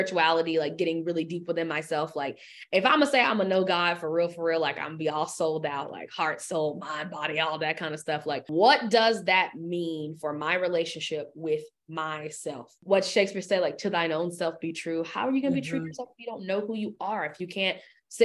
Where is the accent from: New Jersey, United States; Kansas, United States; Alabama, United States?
Alabama, United States; moved away as an adult; now in Dallas, United States; I currently live in Dallas, Texas. I'm originally from Alabama, home sweet home